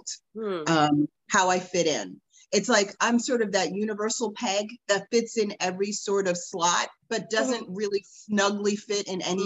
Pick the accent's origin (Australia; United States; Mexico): United States; New Jersey; moved away as an adult; also born or lived in Boston / Manhattan / Florida; I grew up in New Jersey. I was born in Boston, but I'm a Jersey girl.